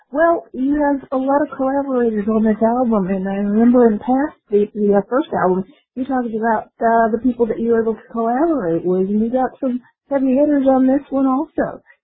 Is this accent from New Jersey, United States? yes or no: yes; New Brunswick, New Jersey, United States; I'm from New Brunswick, New Jersey